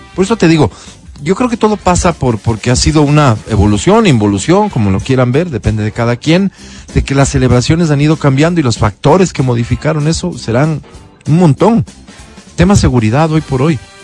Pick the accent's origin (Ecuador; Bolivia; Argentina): Ecuador; Quito, Pichincha; nos identifiquen como quiteños